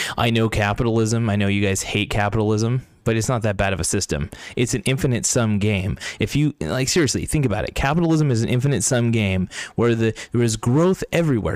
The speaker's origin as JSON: {"language": "English", "country": "United States", "said": "I'm an American, I'm an America f-, first kind of guy"}